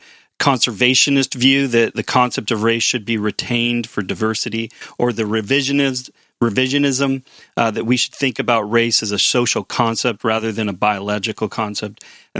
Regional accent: United States; now in Canada; I've lived in Canada longer than I've lived in the United States, and so I very much have a Canadian identity and not so much of an American identity in that regard.

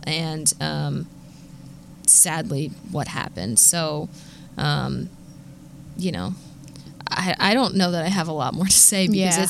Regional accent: Philadelphia, Pennsylvania, United States; if you don't know, I am from Philadelphia.

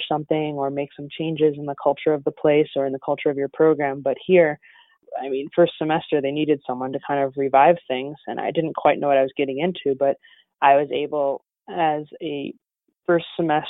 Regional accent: Chicago, Illinois, United States; moved away as an adult; also born or lived in New York / Northwest Indiana; now in Valparaiso, United States; I'm actually from Chicago.

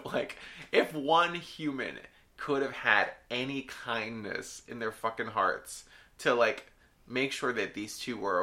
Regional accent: United States; as an American

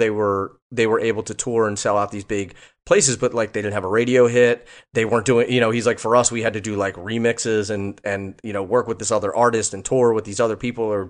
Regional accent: Philadelphia, Pennsylvania, United States; now in Los Angeles, United States; I'm from Philly.

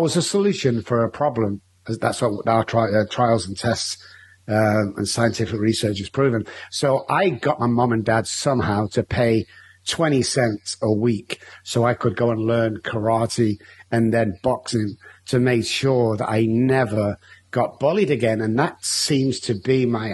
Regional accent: Manchester, North West England, United Kingdom; moved away as an adult; now in San Antonio, United States; I grew up in Manchester in United Kingdom. I now live in San Antonio, Texas

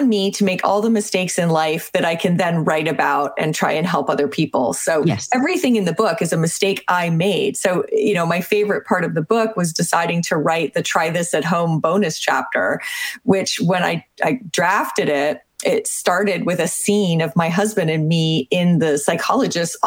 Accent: Canada; I'm Canadian.

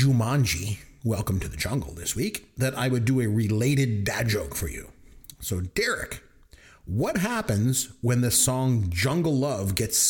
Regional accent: Midwestern Ontario, Canada; growing up in Midwestern Ontario, Canada

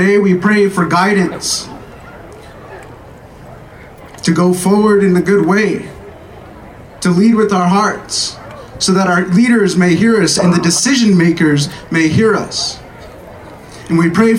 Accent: Albuquerque, New Mexico, United States; I am from here in Albuquerque, born and raised from a community called Los Duranes

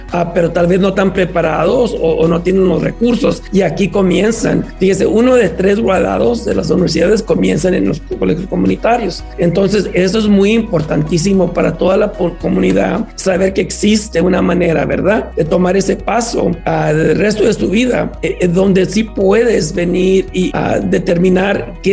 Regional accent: San Antonio, Texas, United States; moved away; En San Antonio, de donde vengo yo, tenemos 15 mil.

